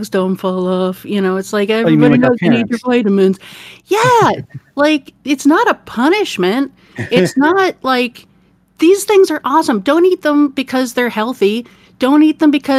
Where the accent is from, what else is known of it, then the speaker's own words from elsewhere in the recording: Detroit, Michigan, United States; now in Oregon, United States; I grew up in the Midwest